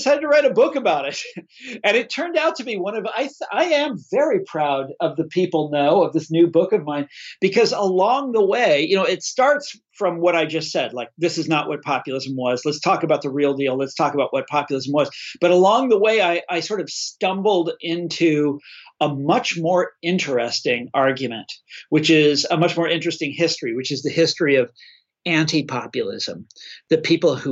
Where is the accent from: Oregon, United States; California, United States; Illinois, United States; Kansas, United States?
Kansas, United States; my home state of Kansas